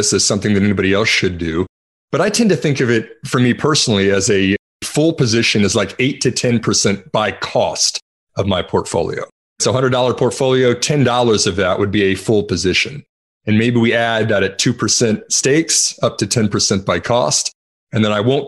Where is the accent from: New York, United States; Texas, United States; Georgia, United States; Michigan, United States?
Texas, United States; I'm from Texas